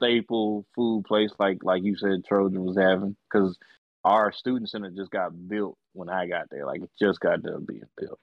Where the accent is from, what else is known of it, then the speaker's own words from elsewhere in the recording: Boston, Massachusetts, United States; moved away; You all know I'm not from the South. I'm from Boston.